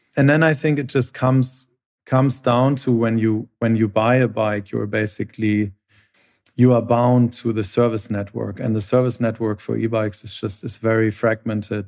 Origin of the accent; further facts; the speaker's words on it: Hamburg, Germany; I'm from Hamburg originally. We share the same hometown